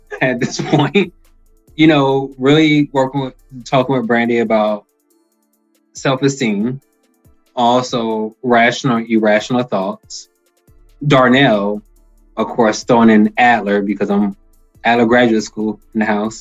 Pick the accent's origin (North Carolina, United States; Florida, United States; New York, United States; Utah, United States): Florida, United States; Miami; I'm from Miami